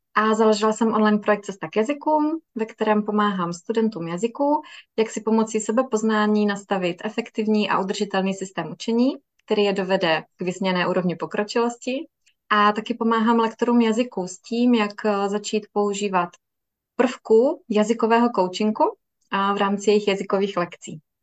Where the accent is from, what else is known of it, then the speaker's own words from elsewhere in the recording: Miroslav, South Moravian Region, Czechia; Pocházíme ze stejného města, z Miroslavy, na Jižní Moravě.